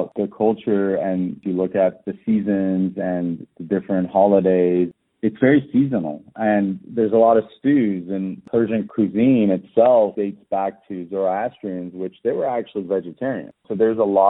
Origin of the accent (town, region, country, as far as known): Austin, Texas, United States; born or raised there; also born or lived in Tehran, Iran